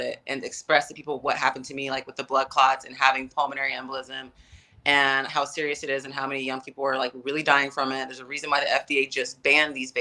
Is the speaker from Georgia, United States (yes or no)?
yes; Atlanta, Georgia, United States; I'm in Atlanta, back in my hometown